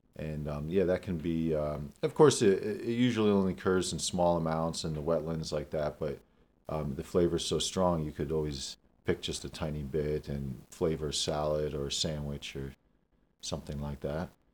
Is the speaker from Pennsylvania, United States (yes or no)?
yes; Damascus, Pennsylvania, United States; I grew up in Damascus, Pennsylvania, on a family farm